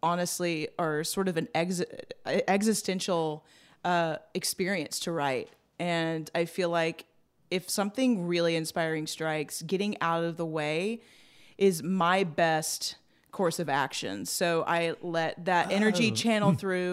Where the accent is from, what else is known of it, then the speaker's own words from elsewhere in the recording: just outside of Atlanta, Georgia, United States; now in Nashville, United States; I grew up in Georgia, just outside of Atlanta